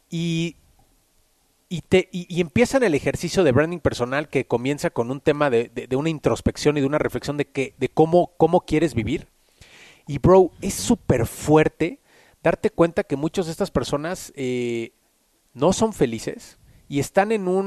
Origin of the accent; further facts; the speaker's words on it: Mexico City, Mexico; born there; nací en la Ciudad de México, tengo 35 años, nací en 1985